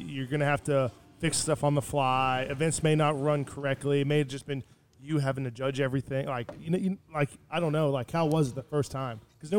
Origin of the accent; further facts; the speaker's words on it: Michigan, United States; from growing up in Michigan and playing wrestling in college in Michigan, that football is big everywhere